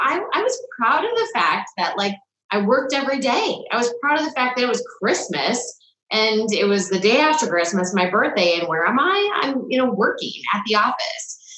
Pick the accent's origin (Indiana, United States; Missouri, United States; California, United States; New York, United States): California, United States; Salinas; I was a figure skater as I grew up in Salinas.